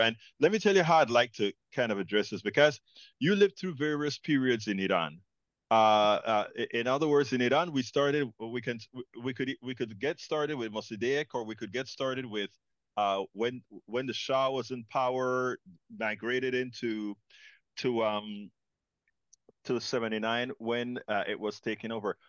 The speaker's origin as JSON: {"language": "English", "country": "Panama", "moved": "yes", "lives_now": "United States", "said": "I'm an immigrant from Panama, Central America"}